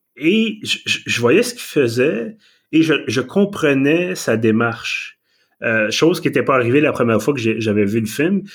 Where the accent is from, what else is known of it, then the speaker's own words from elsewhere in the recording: Quebec, Canada; accent: Québécois; mon excellent accent québécois